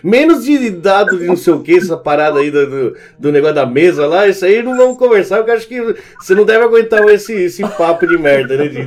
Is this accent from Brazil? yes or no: no; Argentina; E um abraço pra sua esposa, conterrânea, sou argentino também.